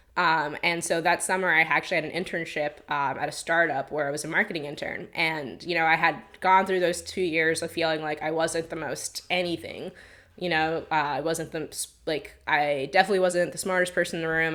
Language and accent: English; Long Island, New York, United States; moved away; I'm from Long Island, technically.